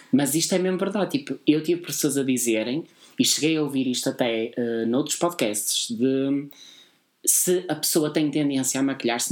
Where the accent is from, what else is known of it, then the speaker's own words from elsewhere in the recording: Porto, Norte, Portugal; Nós somos do Porto. Como eu já tinha dito montes de vezes, nós somos do grande Porto.